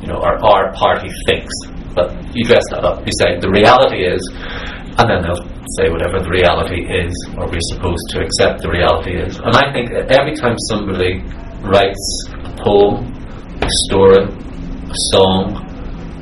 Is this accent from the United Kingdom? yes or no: yes; Belfast, Northern Ireland, United Kingdom; I'm a Northern Irish writer, because the world is so generous to Northern Ireland, I had people coming up to me and more or less sympathising with me for the tragedy of my life coming from Belfast.